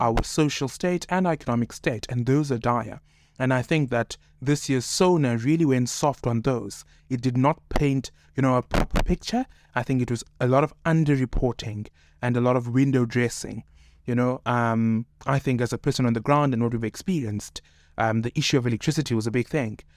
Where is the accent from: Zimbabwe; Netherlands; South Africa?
South Africa; Cape Town, Western Cape; born in Cape Town, raised in Cape Town